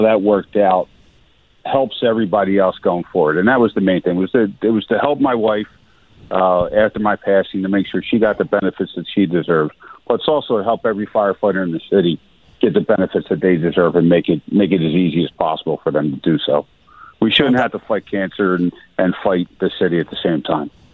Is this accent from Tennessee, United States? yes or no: no; Philadelphia, Pennsylvania, United States; I grew up in South Philly. I lived in South Philly.